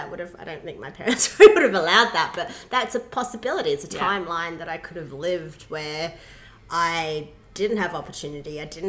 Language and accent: English; Myanmar; Yeah, so I was raised in Burma, which is called Myanmar now, for those who are unaware of it. It's next to Thailand, and it's one of the birthplaces of Buddha.